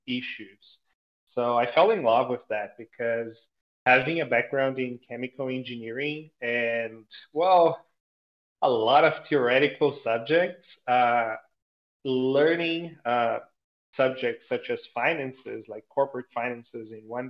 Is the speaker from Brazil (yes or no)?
yes; Brazil; English is a second language; I'm originally from Brazil